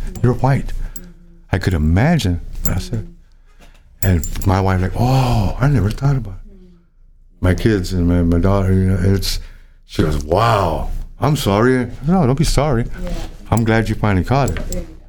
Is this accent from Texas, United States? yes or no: yes; San Antonio, Texas, United States; San Antonio, Texas.